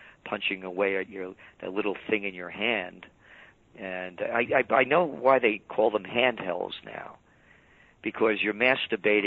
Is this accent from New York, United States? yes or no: yes; New York City, New York, United States; born in the Bronx